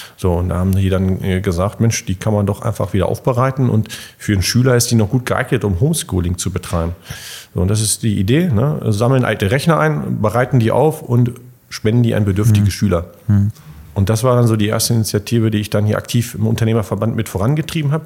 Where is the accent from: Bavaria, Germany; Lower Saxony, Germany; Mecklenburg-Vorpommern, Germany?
Lower Saxony, Germany; Bockenem; ich komme ja aus Bucknem vom, vom kleinen örtlichen Sportverein